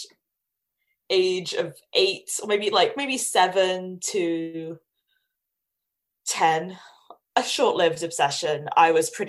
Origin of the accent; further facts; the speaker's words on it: London, United Kingdom; I grew up in London.